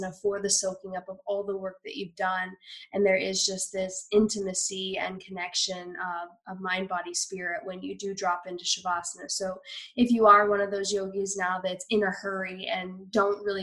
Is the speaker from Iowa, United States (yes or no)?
yes; Iowa, United States; moved away; growing up in Iowa